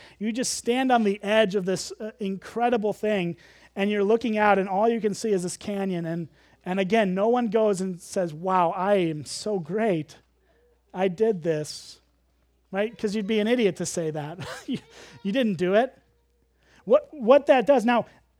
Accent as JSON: {"language": "English", "region": "Illinois", "country": "United States", "tie": "born or raised there", "said": "and I grew up as a city kid. I grew up in the Chicago suburbs. Really, you could see like 5 stars. You could actually count the stars in Chicago."}